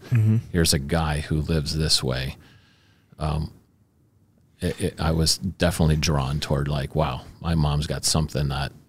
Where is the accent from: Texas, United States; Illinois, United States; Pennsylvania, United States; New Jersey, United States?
Illinois, United States; Chicago; But so I grew up in Chicago. It was a very conflicted home.